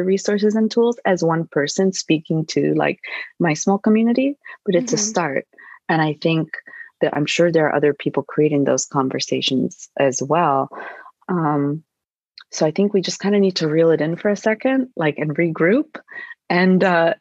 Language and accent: English; Midwest, United States; now in New York, United States; I grew up in the Midwest